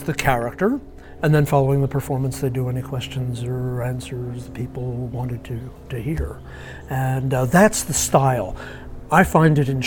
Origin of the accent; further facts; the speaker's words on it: Philadelphia, Pennsylvania, United States; I grew up in Philadelphia